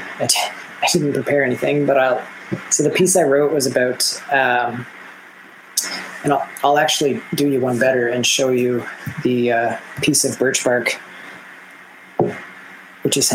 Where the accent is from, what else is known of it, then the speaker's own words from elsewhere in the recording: Nova Scotia, Canada; now in Fredericton, Canada; originally I'm from Nova Scotia, which is another province in Canada